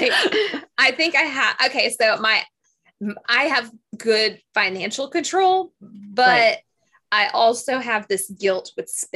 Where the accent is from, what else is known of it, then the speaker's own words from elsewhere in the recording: the South, United States; growing up in the South